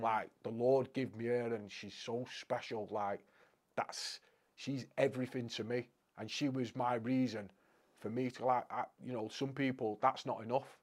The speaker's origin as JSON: {"language": "English", "town": "Crewe", "region": "North West England", "country": "United Kingdom", "said": "I'm from Crewe originally"}